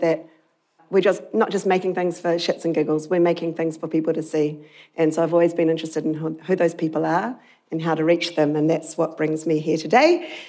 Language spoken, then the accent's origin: English; Lower Hutt, Wellington, New Zealand; I was born in Nainai in the shadow of the Avalon Tower